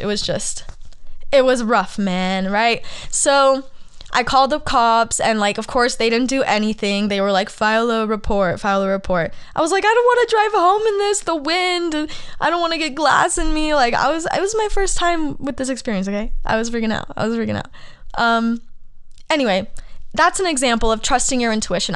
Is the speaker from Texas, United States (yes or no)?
no; Arizona, United States; moved away as an adult; also born or lived in Los Angeles; I'm from Arizona